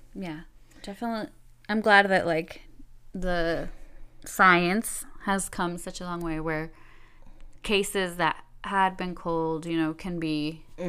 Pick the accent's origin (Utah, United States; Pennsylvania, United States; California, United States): California, United States; Los Angeles; moved away; I'm from Southern California, like the San Fernando Valley.